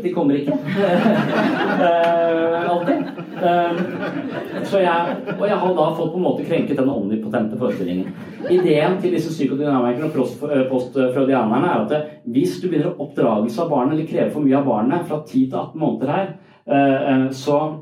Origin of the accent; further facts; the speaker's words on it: Sørlandet, Southern Norway, Norway; Jeg er fra Sørlandet.